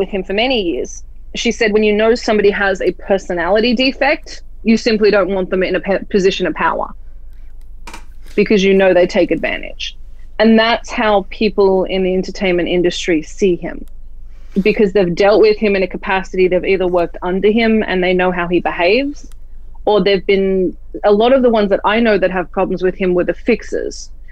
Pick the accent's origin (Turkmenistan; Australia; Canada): Australia; now in United States; I'm Australian, so I'm a foreigner